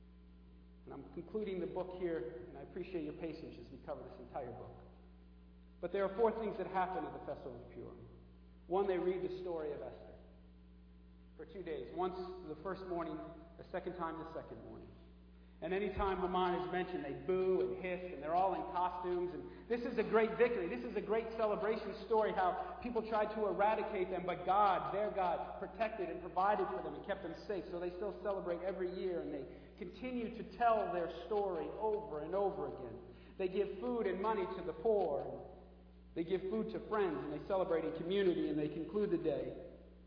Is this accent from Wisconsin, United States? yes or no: no; the New York area, United States; I'm from the New York area